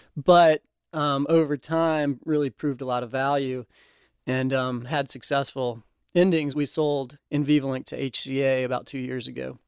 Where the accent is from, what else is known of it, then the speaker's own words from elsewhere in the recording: Nashville, Tennessee, United States; also born or lived in Chapel Hill; born and raised in Nashville